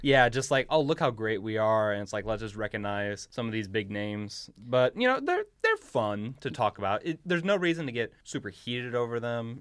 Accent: United States; as an American

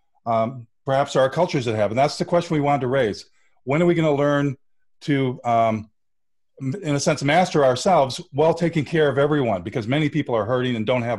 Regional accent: Flint, Michigan, United States; I'm from Flint, Michigan

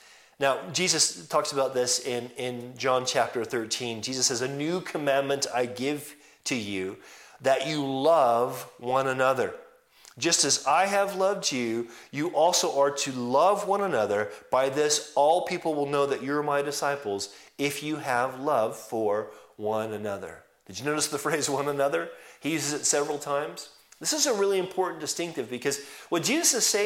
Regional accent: California, United States; moved away; I'm actually from California

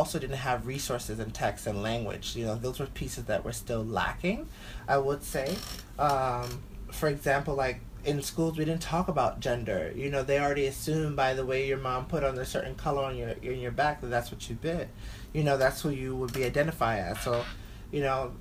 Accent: New York City, New York, United States; growing up in Bushwick

